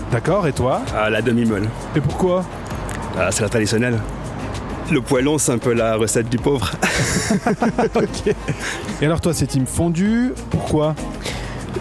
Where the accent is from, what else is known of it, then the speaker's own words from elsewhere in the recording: Switzerland; also born or lived in Montreux; quand je voyage en tant que suisse à, à l'étranger, on me prend déjà toujours pour un suédois